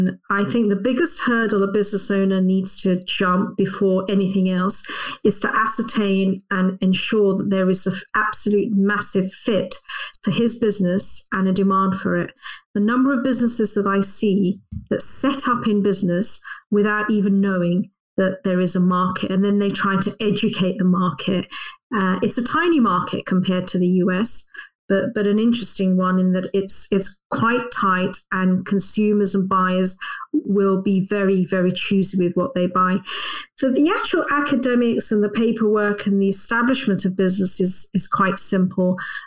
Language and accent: English; London, United Kingdom; That's right. Yes, I'm a Londoner.